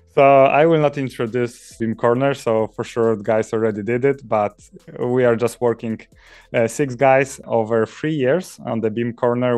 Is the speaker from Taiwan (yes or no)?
no; Poland; moved away as an adult; now in Norway; originally, I'm coming from Poland, where I finished my bachelor studies, and to write my master thesis, I moved to Norway.